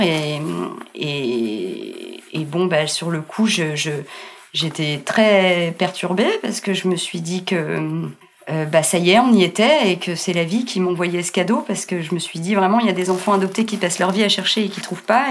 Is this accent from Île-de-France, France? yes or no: yes; Meudon, Île-de-France, France; also born or lived in Colombo, Sri Lanka; j'ai grandi euh, à Meudon